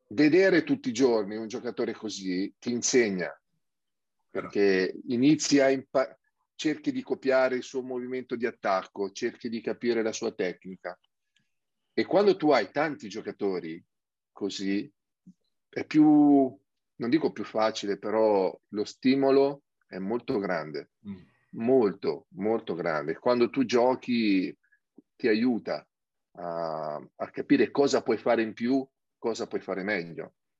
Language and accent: Italian; Sabaudia, Lazio, Italy